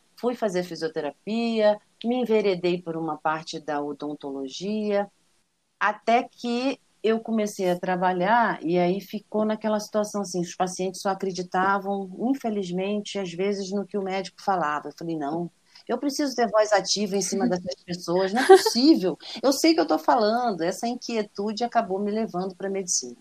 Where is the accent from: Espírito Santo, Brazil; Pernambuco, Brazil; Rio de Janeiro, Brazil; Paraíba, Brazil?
Rio de Janeiro, Brazil; Niterói; now in São Paulo, Brazil; Eu sou niteroiense, nasci em Niterói, minha família inteira é de Niterói, né? Apesar Sim. de que meu pai é de Valença, mas fui criada lá